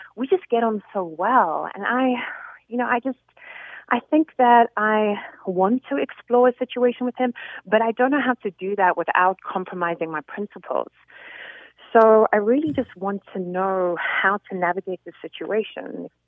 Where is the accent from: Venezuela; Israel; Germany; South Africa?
South Africa; also born or lived in England; now in United States; I'm actually from South Africa originally, but I lived